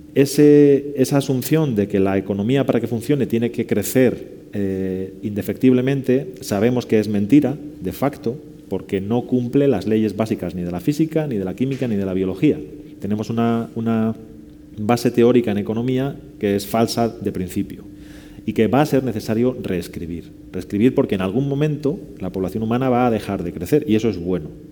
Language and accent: Spanish; León, Castile and León, Spain; now in Seville, Spain; que vivo en Sevilla y soy de León